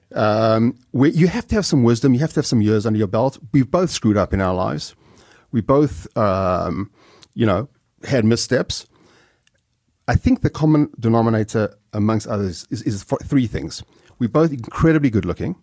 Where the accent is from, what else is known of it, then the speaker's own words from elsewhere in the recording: South Africa; moved away as an adult; I'm some schnook from South Africa